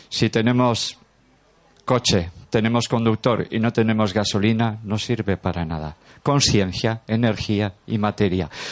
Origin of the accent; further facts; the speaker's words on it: Durango, Basque Country, Spain; soy de Durango, nacido en Durango, a 30 kilómetros